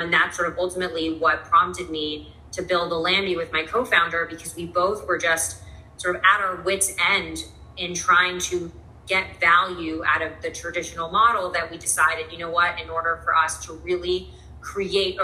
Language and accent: English; New York City, New York, United States; I'm from New York, was born and raised in the city.